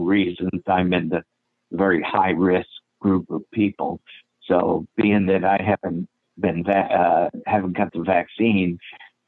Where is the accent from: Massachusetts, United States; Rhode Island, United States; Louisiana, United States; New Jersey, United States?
Rhode Island, United States; Burrillville; I grew up in northern Rhode Island in Burrville and Harrisville